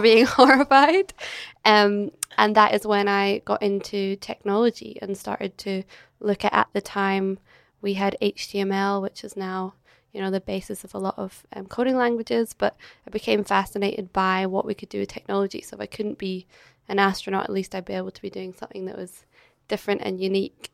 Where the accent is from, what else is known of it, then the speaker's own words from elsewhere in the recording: Edinburgh, Scotland, United Kingdom; moved away as an adult; now in Australia; I'm originally from Scotland. So I grew up in Edinburgh